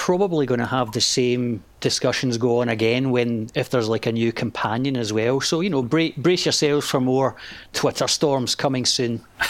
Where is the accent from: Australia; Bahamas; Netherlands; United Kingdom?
United Kingdom; Scotland; accent: Scottish; Hope my Scottish accent isn't too much for them.